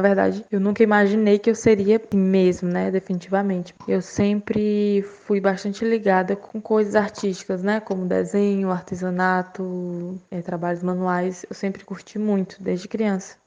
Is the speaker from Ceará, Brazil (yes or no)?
yes; Fortaleza, Ceará, Brazil; eu tenho 25 anos e sou de Fortaleza